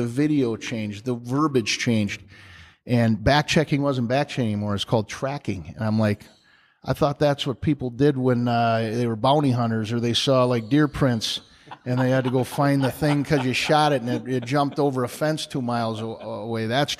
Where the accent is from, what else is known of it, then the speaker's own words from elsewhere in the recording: St. Paul, Minnesota, United States; now in Wisconsin, United States; I always say I'm from the East Side of St. Paul, which is a city in the state of Minnesota, but I'm always a Badger, man, and I love Wisconsin